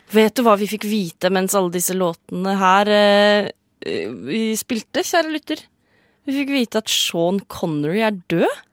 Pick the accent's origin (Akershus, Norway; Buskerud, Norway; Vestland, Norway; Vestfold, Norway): Vestfold, Norway; Sande; Jeg er fra Sande i Vestfold.